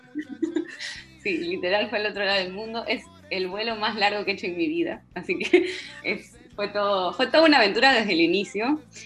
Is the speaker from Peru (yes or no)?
yes; Peru; como peruana, como estudiante de, ciencias en, Lima